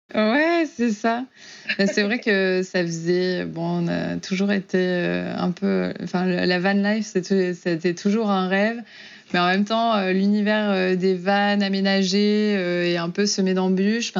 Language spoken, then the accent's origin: French; Auvergne-Rhône-Alpes, France; moved away as an adult; also born or lived in Oklahoma, United States; now in Houston, United States; donc moi je viens de, d'Auvergne